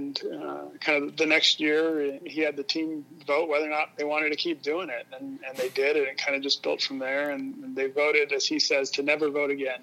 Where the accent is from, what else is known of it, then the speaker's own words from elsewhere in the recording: Salt Lake City, Utah, United States; moved away as an adult; now in Rochester, United States; I grew up in Salt Lake City, Utah, first 18 years of my life.